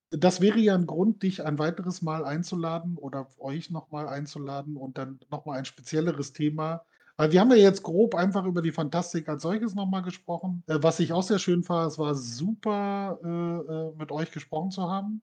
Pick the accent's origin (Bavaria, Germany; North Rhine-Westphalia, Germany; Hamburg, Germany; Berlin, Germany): Berlin, Germany; ich bin in Berlin groß geworden